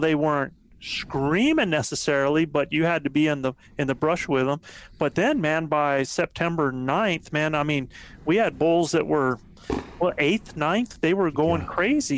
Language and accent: English; East Coast, United States; now in New Mexico, United States; I'm from the East Coast